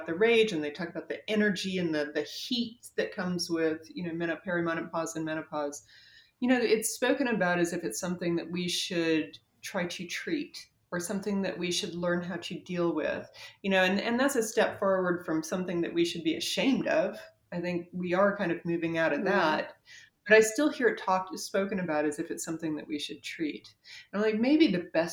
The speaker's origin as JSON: {"language": "English", "region": "North Carolina", "country": "United States", "said": "I am from North Carolina."}